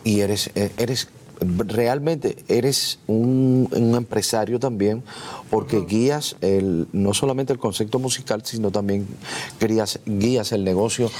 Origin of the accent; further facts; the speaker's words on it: Cuba; nosotros los cubanos